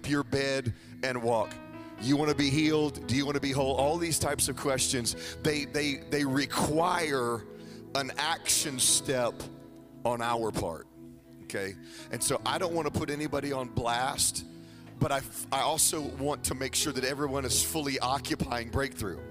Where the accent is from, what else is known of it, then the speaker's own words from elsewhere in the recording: Jacksonville, Florida, United States; my wife Jennifer. We're from Jacksonville, Florida